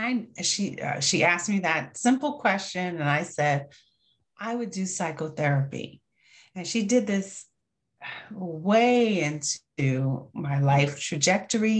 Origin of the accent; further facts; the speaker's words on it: New York, United States; I'm from New York.